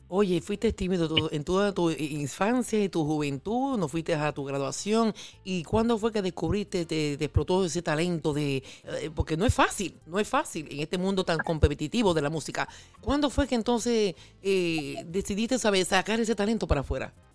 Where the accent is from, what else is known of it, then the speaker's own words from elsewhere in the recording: Yauco, Puerto Rico; now in New York, United States; yo soy del pueblo de Yauco. Estuve reciente en Puerto Rico después de 29 años que no visitaba la isla